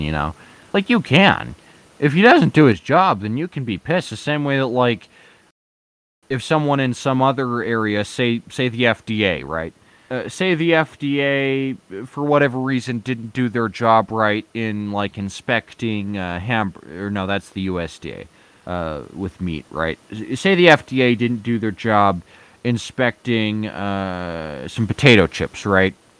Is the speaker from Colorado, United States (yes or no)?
yes; Colorado, United States; my, my Coloradan identity.